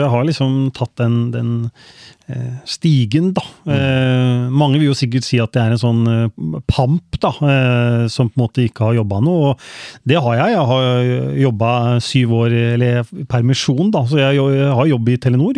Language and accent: Norwegian; Skien, Vestfold og Telemark, Norway; Jeg har vokst opp på Kleiva, så jeg er eh, ekte Kleiva-gutt. Mm. Eh, born and raised i, i eh, Skien